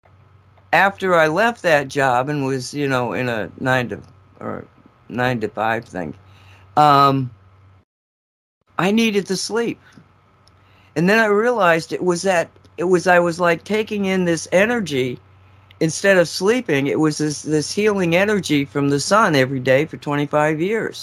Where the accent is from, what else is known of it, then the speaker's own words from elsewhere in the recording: Massachusetts, United States; moved away; I grew up in Massachusetts